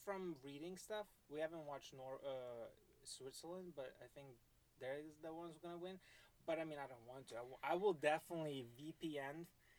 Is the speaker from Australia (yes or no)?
no; Lithuania; moved away